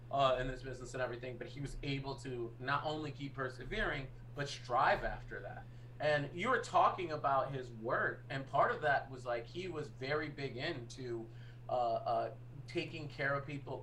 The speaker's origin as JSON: {"language": "English", "town": "Boston", "region": "Massachusetts", "country": "United States", "also_born_or_lived": "New York", "moved": "yes", "said": "I'm a Bostonian and a New Yorker"}